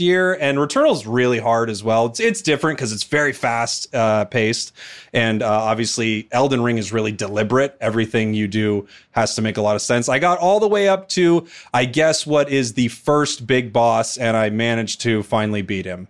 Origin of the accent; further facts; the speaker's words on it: Portland, Oregon, United States; I was born in Portland, Oregon